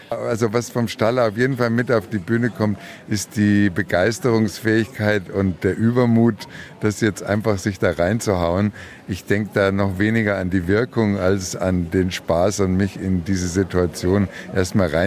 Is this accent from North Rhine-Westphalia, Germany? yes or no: no; Hannover, Lower Saxony, Germany; born there; oder ja. gebürtig